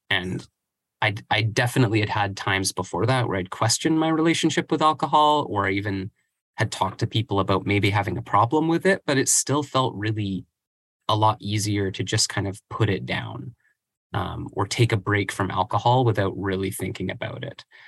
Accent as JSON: {"language": "English", "area": "Vancouver Island", "region": "British Columbia", "country": "Canada", "tie": "born or raised there", "said": "I grew up on Vancouver Island and moved to Vancouver, the same name, different places, not too far from each other"}